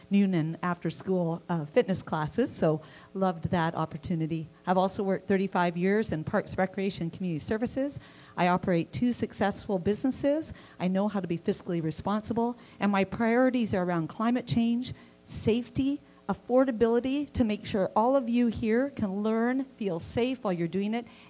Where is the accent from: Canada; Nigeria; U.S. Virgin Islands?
Canada; Saanich, British Columbia; I was born and raised in Saanich